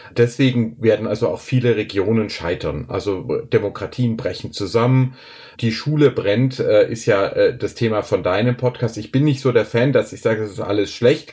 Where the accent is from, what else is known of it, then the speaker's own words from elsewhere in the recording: Filderstadt, Baden-Württemberg, Germany; ich wachs hier im Schwäbischen in einem kleinen Dorf auf